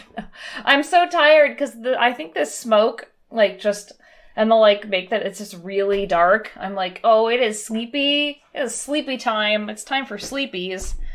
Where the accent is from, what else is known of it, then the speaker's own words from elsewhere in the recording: San Bernardino, California, United States; moved away; I grew up in San Bernardino, which is on fire every other year